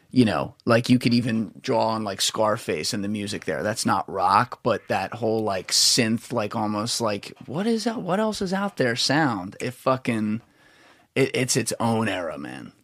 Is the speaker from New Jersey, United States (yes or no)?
yes; New Jersey, United States; I'm from New Jersey